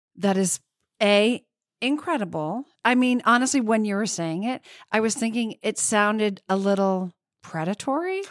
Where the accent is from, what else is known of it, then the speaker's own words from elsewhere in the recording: Vermont, United States; I grew up in Vermont, and one of my sisters still lives in the house I grew up